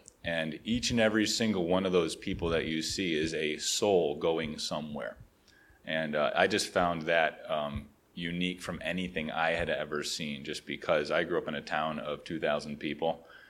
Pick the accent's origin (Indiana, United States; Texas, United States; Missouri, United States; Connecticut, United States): Connecticut, United States; I grew up in Connecticut. Yes, we're neighbors.